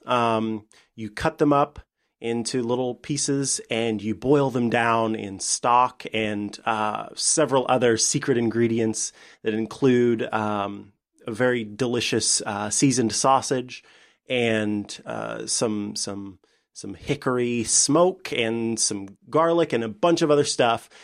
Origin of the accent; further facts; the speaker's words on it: Saint Joseph, Missouri, United States; now in Springfield, United States; my hometown, uh, which is Saint Joseph